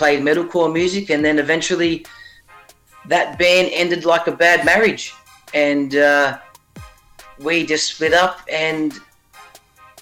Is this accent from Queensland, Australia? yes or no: no; Sydney, New South Wales, Australia; And I'm from Sydney. I'm from Sydney, Australia. Shout out to Ingleburn